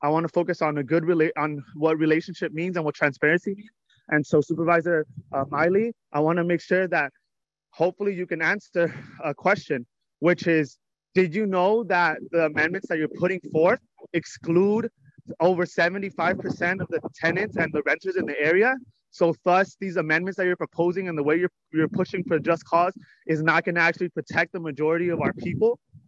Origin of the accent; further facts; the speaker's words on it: Cherryland, California, United States; I grew up in the Cherryland Hayward border, and I am a resident of South Hayward.